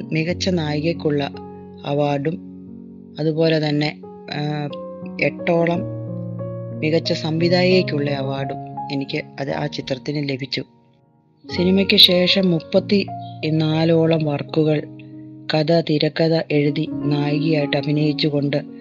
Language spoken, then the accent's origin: Malayalam; Pala, Kerala, India; now in Ernakulam, India; ഞാൻ പാലാ സ്വദേശിനിയാണ് എറണാകുളത്ത് താമസിക്കുന്നു